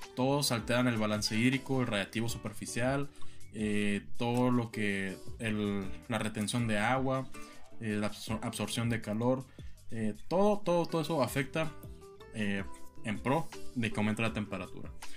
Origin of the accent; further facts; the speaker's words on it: San Luis Río Colorado, Sonora, Mexico; moved away; mi tierra natal, San Luis Río Colorado